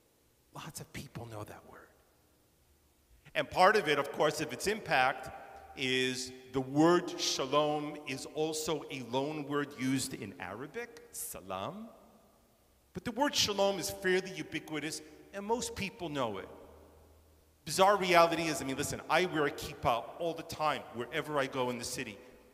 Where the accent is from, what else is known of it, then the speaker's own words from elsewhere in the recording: New York, United States; moved away; I'm originally from New York, which is to say that almost everybody knows a fair amount of Jewish words.